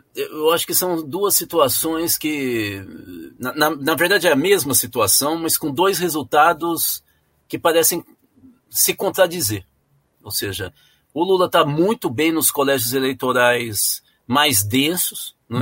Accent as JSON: {"language": "Portuguese", "region": "São Paulo", "country": "Brazil", "tie": "born or raised there", "moved": "yes", "said": "Eu nasci em São Paulo"}